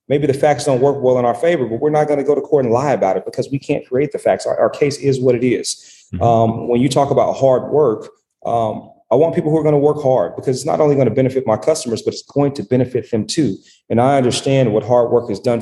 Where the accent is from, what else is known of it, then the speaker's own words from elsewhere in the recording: Dallas, Texas, United States; I'm from Dallas